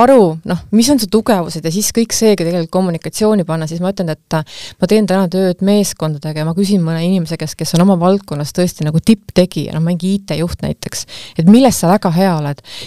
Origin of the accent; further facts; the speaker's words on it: Estonia; ma olen ju eestlane